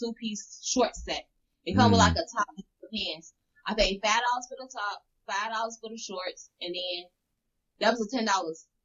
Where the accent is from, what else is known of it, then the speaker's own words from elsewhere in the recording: Chicago, Illinois, United States; now in Wisconsin, United States; I'm from Chicago, but I currently live in Wisconsin.